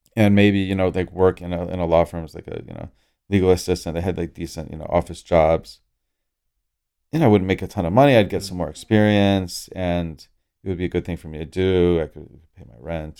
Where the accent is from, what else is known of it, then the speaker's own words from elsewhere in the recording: Orlando, Florida, United States; I grew up in Orlando, Florida